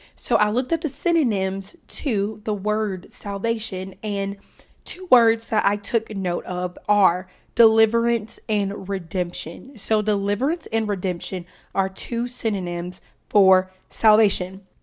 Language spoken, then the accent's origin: English; Deep South, United States; I'm from the South, and I'm talking the deep South.